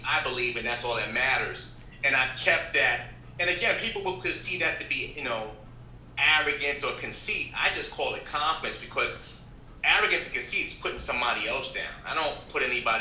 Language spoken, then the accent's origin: English; New York City, New York, United States; I'm from the Bronx, New York